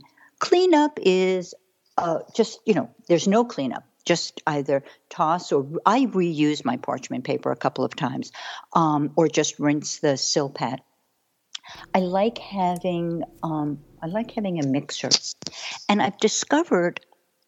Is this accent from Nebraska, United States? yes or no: no; New York City, New York, United States; moved away as an adult; also born or lived in Manhattan / Paris; I grew up in Brooklyn